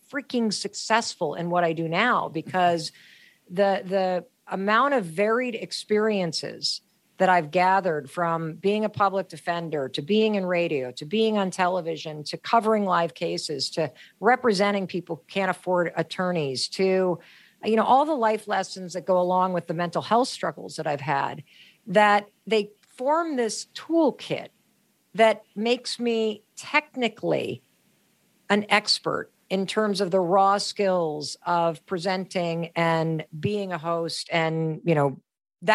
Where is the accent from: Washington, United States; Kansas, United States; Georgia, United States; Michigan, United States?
Michigan, United States; Western; I grew up in Western Michigan